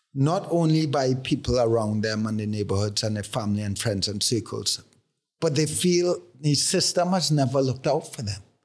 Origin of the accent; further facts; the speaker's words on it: Trinidad & Tobago; growing up in Trinidad